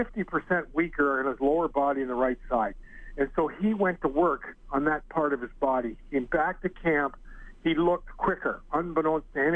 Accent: Kitchener, Ontario, Canada; moved away; I still have my mother and two sisters and a brother still live in Kitchener, so I get back there in the summer

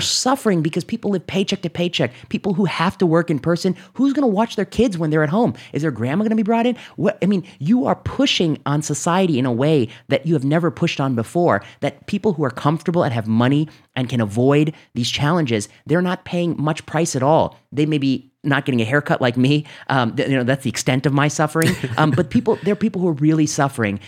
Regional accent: Northwest Indiana, United States; I grew up in Northwest Indiana

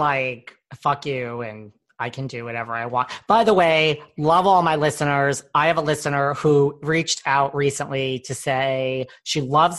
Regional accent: Connecticut, United States; also born or lived in New York area; I'm from Connecticut

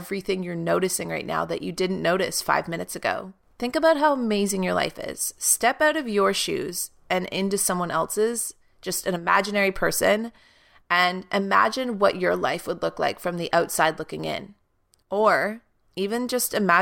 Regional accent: Canada; now in Toronto, Canada; my hometown is a 2.5-hour drive from where I'm living right now in Toronto.

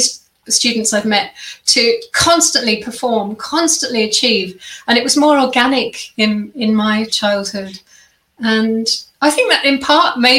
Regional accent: Kent, South East England, United Kingdom; moved away as an adult; also born or lived in London / Germany; now in Australia; I grew up in England. And had a very peaceful childhood in the countryside and a little village in Kent, which is in the southeast

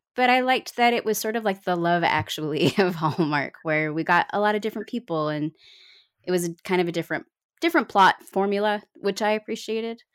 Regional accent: New York, United States; moved away as an adult; now in Cleveland, United States; I moved away from New York. Hannah and I were famously New York kids, but I am now a, a, a Clevelandite

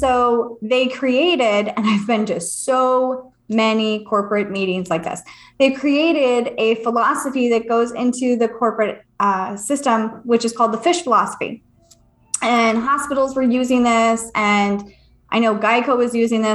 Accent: California, United States; moved away; also born or lived in Virginia Beach; I'm from California

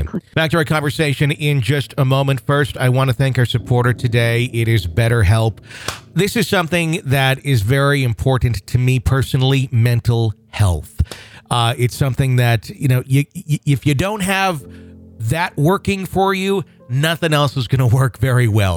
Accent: Wisconsin, United States; born or raised there

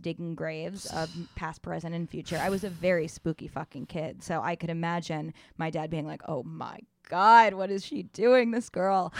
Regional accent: New York City, New York, United States; I grew up in New York City

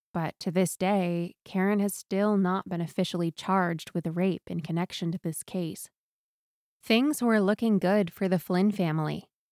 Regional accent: Newport, Maine, United States; my hometown of Newport, Maine.

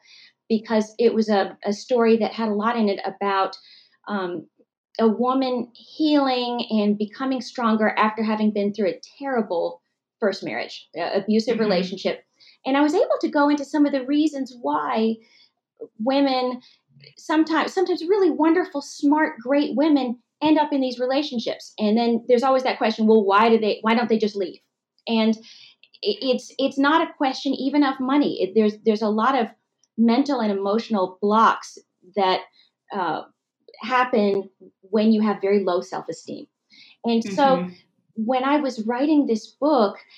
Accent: Massachusetts, United States; moved away as an adult; also born or lived in Temple, Texas / Texas; Was born in Texas, and I was born actually in Temple, and then was brought up for a long time in Massachusetts

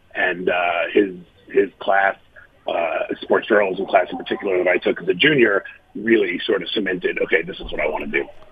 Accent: New York City, New York, United States; I grew up in Manhattan

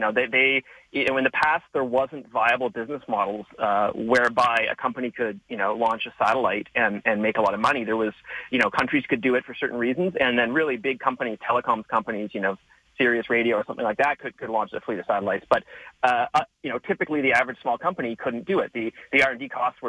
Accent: Canada; as a Canadian

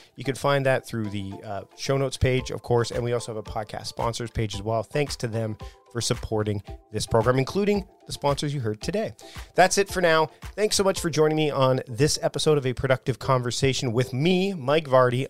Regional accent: Victoria, British Columbia, Canada; here in my hometown of Victoria

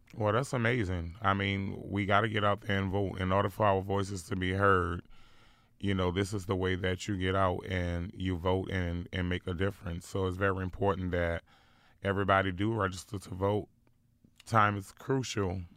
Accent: New Orleans, Louisiana, United States; growing up in New Orleans was really rough

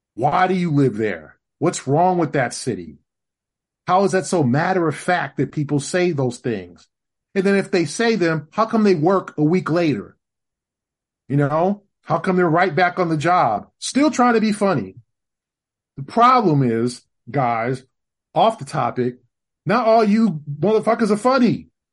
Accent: Los Angeles, California, United States; now in Boston, United States; born and raised in Los Angeles

